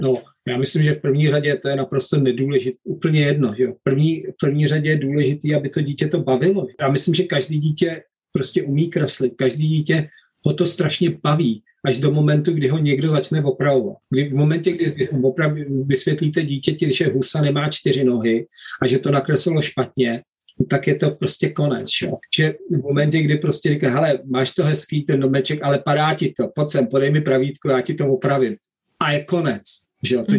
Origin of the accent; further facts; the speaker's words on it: Bohemia, Czechia; moved away as an adult; also born or lived in Prague; now in Worcester, United Kingdom; my jsme vyrůstali v Čechách s knížkama